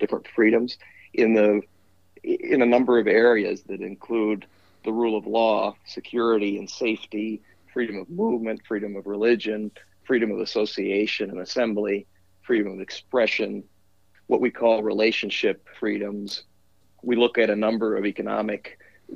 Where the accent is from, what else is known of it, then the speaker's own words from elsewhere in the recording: Peru; also born or lived in Wisconsin; now in Washington, D.C., United States; I am originally from Peru